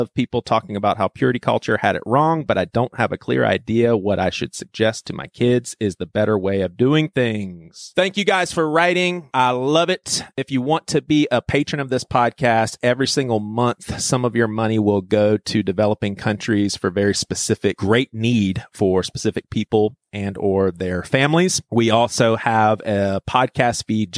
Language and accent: English; Charleston, South Carolina, United States; Robbie and I, we're both from Charleston, South Carolina